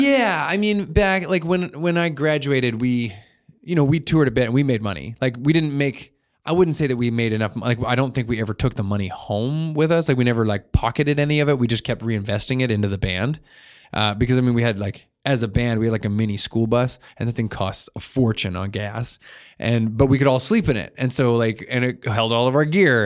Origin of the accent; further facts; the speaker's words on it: Vernon, British Columbia, Canada; also born or lived in Victoria / Cornell; I lived in Cornell up until grade three, and then, uh, and then I moved to Vernon.